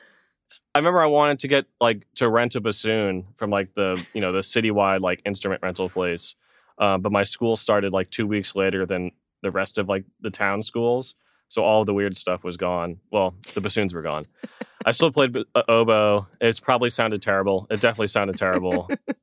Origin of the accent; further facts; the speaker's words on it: Melville, New York, United States; born there; now in Arizona, United States; I was born in Long Island. Melville is the town that, like, my house was in.